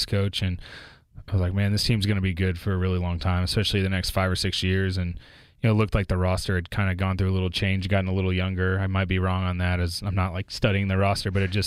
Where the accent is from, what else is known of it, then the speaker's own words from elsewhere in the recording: Houston, Texas, United States; moved away; grew up in Houston